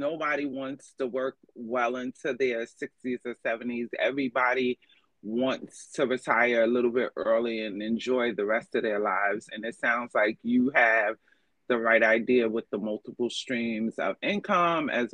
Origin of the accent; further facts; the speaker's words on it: New York, United States; I'm from New York